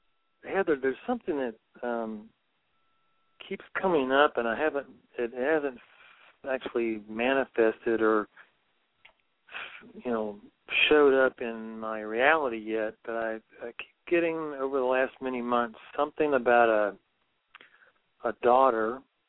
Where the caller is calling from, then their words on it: Virginia, United States; moved away as an adult; I'm calling you from Ashland, Oregon. I've been here since June. I left Virginia in November of last year on my motorcycle